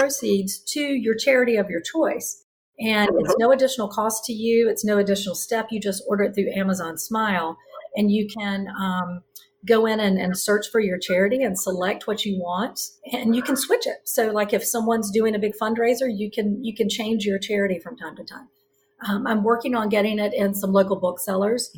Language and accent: English; the South, United States; now in Charlotte, United States; I'm from the South